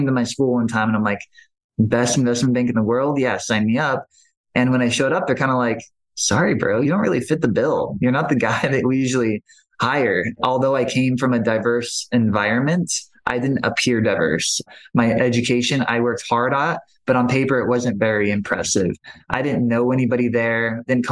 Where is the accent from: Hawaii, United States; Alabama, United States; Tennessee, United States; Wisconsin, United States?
Hawaii, United States; Maui; I grew up on Maui.